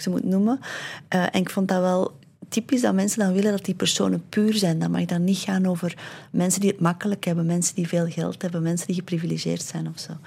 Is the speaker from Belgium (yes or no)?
yes; Londerzeel, Flanders, Belgium; het dorp waar ik ben opgegroeid